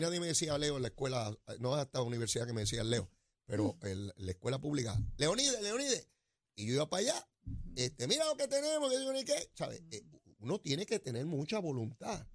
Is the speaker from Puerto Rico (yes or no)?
yes; Puerto Rico